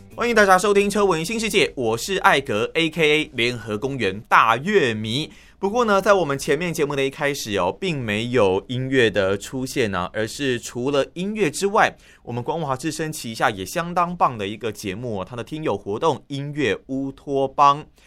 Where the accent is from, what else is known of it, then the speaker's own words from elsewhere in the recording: Tainan, Taiwan; moved away as an adult; now in Taipei, Taiwan; 就连我在台北工作，但是我的老家在台南